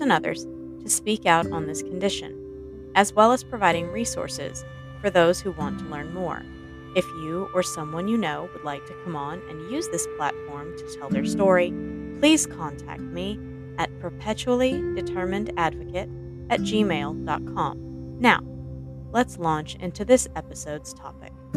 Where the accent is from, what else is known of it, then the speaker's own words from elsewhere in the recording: Texas, United States; my home state of Texas